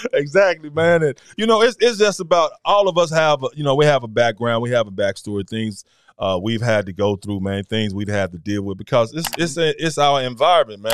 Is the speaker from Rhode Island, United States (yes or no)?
no; Memphis, Tennessee, United States; we grew up together, you know. We, it's our neighborhood